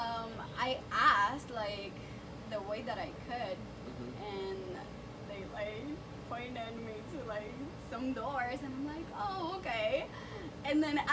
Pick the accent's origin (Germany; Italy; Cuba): Cuba; English is a second language; now in United States; I'm from Cuba